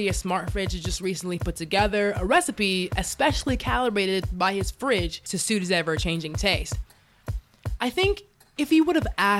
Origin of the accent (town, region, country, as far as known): Dallas, Texas, United States; born or raised there; now in Los Angeles, United States